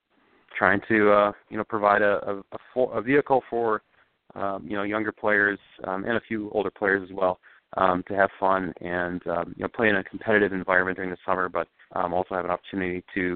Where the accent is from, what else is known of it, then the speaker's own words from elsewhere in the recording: Wisconsin, United States; now in Minnesota, United States; I came from Wisconsin, which has some amateur leagues, but it's not, it doesn't have the same level of organization that you find in Minnesota.